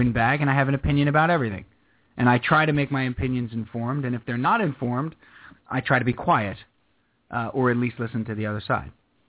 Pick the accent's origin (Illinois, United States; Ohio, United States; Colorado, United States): Ohio, United States; Cleveland; I'm from Cleveland, and somebody said the Jets.